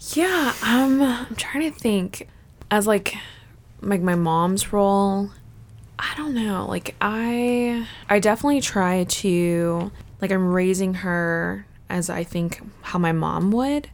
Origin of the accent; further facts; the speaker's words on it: Fort Campbell, Kentucky, United States; moved away as an adult; they were stationed at Fort Campbell, Kentucky. And then after they got out of the military, we just stayed there for a long time, pretty much until I went to college